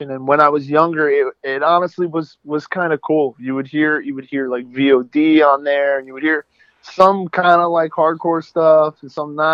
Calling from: Astoria, New York, United States; Uh, currently, I'm sitting in my apartment in Astoria, Queens.

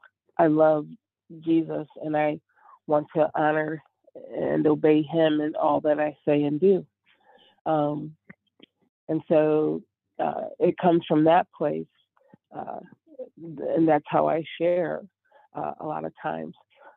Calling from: Chicago, Illinois, United States; From Chicago at the back, please.

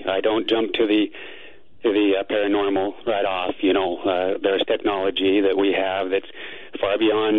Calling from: Phoenix, Arizona, United States; from Phoenix, and I'm hoping to demystify this experience for you a little bit

